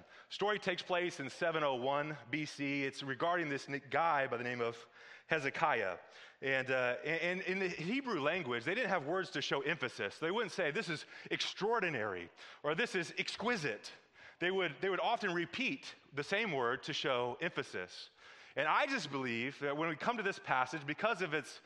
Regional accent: Midwest, United States; I'm from the Midwest

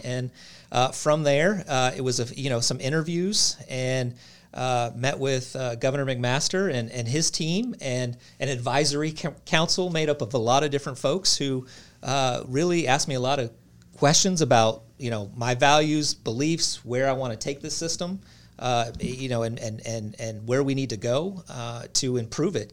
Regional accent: Reno, Nevada, United States; moved away as an adult; also born or lived in California / Tennessee; I grew up in Reno, Nevada, uh, went to college in California and, and ended up in Tennessee

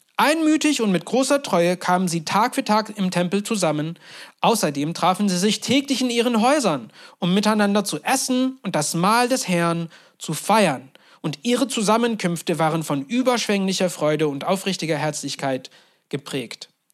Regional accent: Turkey; moved away; Ich bin in der Türkei groß geworden

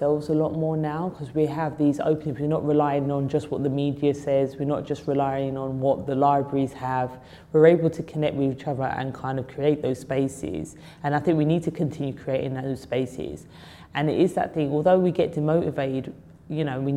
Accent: London, United Kingdom; I love London. I was born in Islington. I used to go up central London all the time

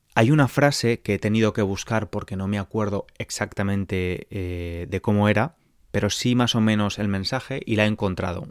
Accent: San Francisco, California, United States; Spanish is a second language; soy de San Francisco, California

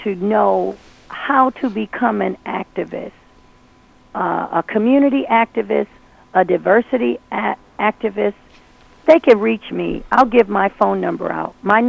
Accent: Brooklyn, New York, United States; I'm originally from Brooklyn, New York. And this is how we do it.

